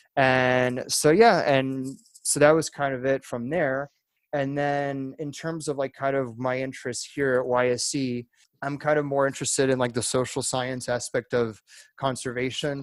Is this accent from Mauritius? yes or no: no; France; moved away as an adult; also born or lived in Virginia / Alabama; now in United States; I was born in France. My dad's French, but my mom is from Alabama. So I was in there in France most of my life, and I moved to the US back in 2012 when I was 18 years old